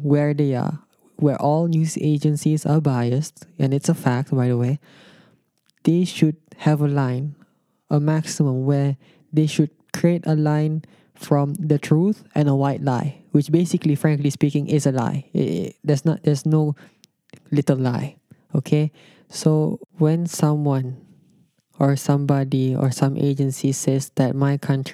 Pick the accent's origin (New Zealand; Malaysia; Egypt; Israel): Malaysia